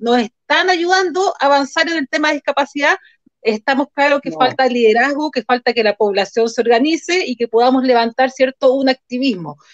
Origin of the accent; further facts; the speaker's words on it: Chile; nosotros como chilenos